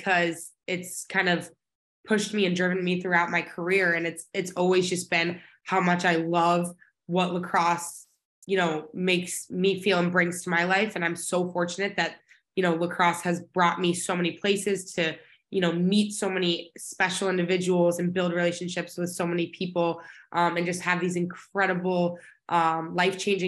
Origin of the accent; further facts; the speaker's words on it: Dallas, Texas, United States; now in Boston, United States; Originally from Dallas, Texas, born and raised my whole life.